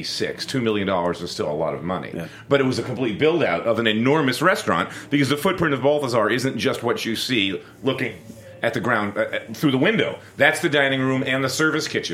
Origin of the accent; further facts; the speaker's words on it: Philadelphia, Pennsylvania, United States; moved away as an adult; now in New York, United States; I grew up in Philly, so I was in the kitchens in Philadelphia